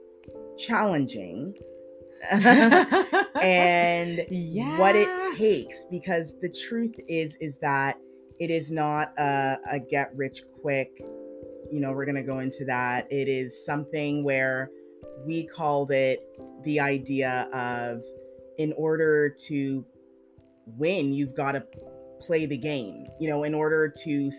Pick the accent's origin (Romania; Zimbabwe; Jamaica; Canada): Canada; we're Canadian